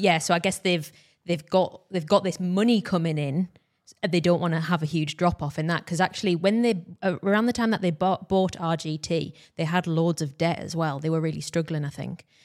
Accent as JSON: {"language": "English", "country": "United Kingdom", "said": "we are British"}